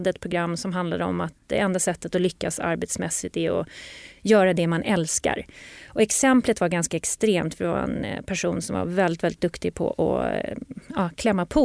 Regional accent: Norrland, Sweden; Nej, jag är ju norrlänning jag, själv jag, så jag, säger kaffe.

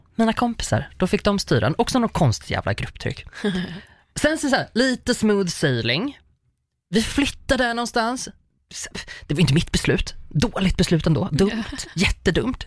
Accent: Uppsala, Uppsala County, Sweden; Jag är uppvuxen i Uppsala

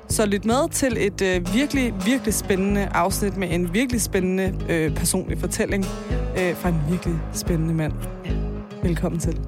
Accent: Taastrup, Capital Region of Denmark, Denmark; jeg er jo fra Tostrup

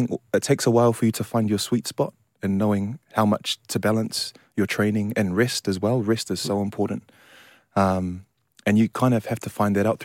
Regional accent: New Zealand; now in London, United Kingdom; I was born and raised in New Zealand, but my father is of Samoan descent

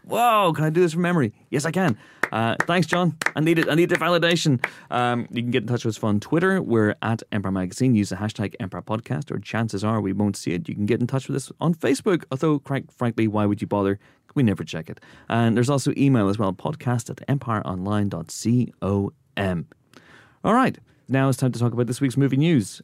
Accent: Northern Ireland, United Kingdom; moved away; Growing up in Northern Ireland

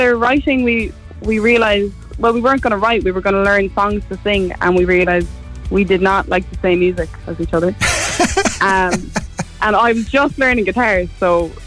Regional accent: Ballydehob, Munster, Ireland; also born or lived in London / Cork; I'm from Ballydehob. I was born here, left very briefly, went to London for about 6 months and then came back to Ballydehob.

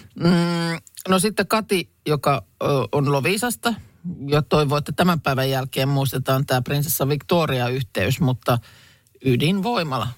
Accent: Lahti, Päijät-Häme, Finland; Lahteen ei nyt liitetä juuri mitään, mistä itse olen kotoisin.

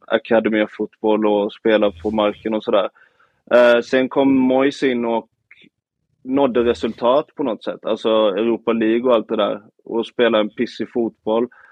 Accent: Nybro, Kalmar County, Sweden; moved away; hela mitt liv här i Nybro som jag kommer ifrån, några mil från Öland

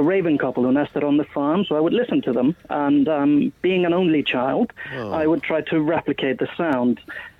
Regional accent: Iceland; I'm raised in Iceland on a farm

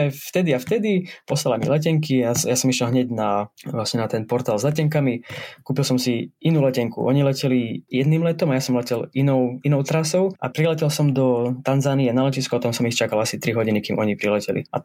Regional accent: eastern Slovakia, Slovakia; accent: East Slovak; Veľa v mojom prízvuku spravila asi tá, ten pobyt v Bratislave a na škole. Tak, a potom samozrejme v zahraničí sa moc nekomunikuje po východňarsky

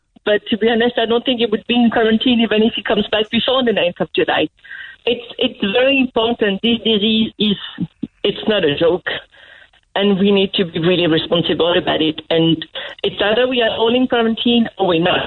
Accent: France; moved away as an adult; also born or lived in Cork; now in County Roscommon, Ireland; I'm a French citizen. I've been living in Ireland for the last 8 years

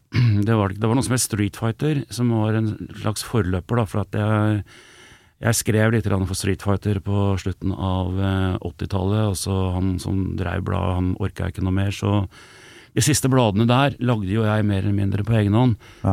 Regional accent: Elverum, Innlandet, Norway; jeg kommer fra Elverum, som er eh, ikke, ikke, sånn kjempelangt, en 13 mil fra Oslo.

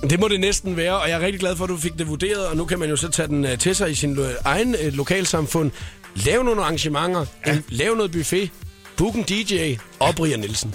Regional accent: Funen, Southern Denmark, Denmark; jeg kommer fra Fyn

